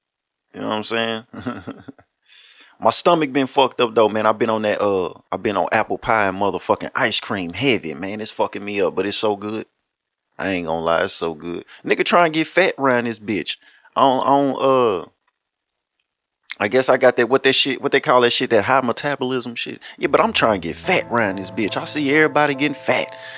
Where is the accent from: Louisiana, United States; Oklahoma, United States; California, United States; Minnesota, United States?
Louisiana, United States; I'm from Louisiana